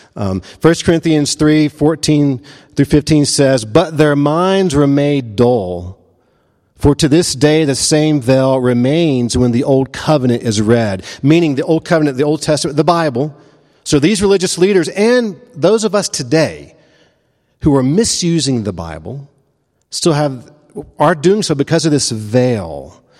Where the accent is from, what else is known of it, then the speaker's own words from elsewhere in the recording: the American South, United States; I'm a Presbyterian and I'm a Southerner